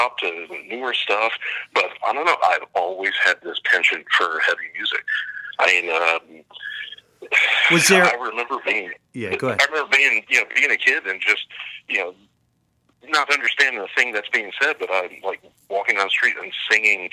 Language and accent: English; Columbus, Ohio, United States; moved away; also born or lived in California / Canada; I grew up in Columbus, Ohio, and my neighborhood was not fun